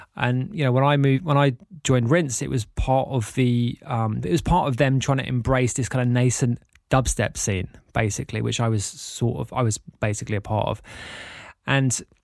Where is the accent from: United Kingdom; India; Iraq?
United Kingdom; London; I grew up in North London. I had a very typical middle class upbringing